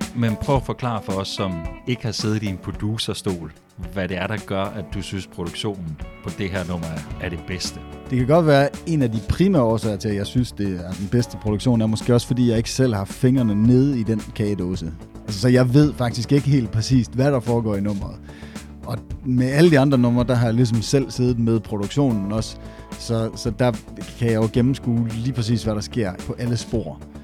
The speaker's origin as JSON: {"language": "Danish", "town": "Esbjerg", "region": "Southern Denmark", "country": "Denmark", "accent": "Jutlandic", "said": "jeg taler sindssygt jysk, eller jeg taler, eller hold op, du er godt nok fra Esbjerg"}